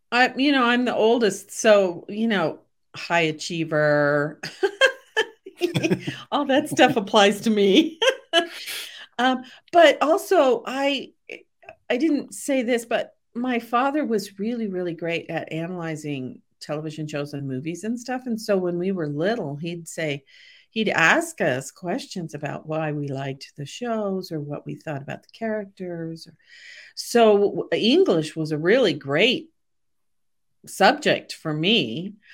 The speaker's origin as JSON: {"language": "English", "town": "Portland", "region": "Oregon", "country": "United States", "tie": "born or raised there", "also_born_or_lived": "Des Moines, Iowa", "said": "I grew up in Portland, Oregon"}